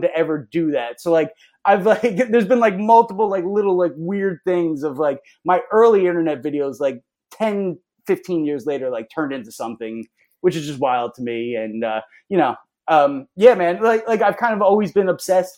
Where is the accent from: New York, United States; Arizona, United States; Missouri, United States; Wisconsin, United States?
New York, United States; Long Island; growing up on Long Island